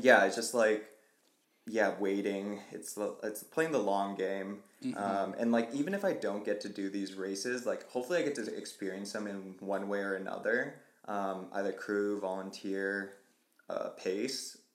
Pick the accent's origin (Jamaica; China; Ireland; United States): United States; Vancouver, Washington; moved away as an adult; also born or lived in Portland, Oregon; now in Colorado, United States; prior to moving to Colorado, like tapped into like my hometown. We call it the Vantucky Trail Runners.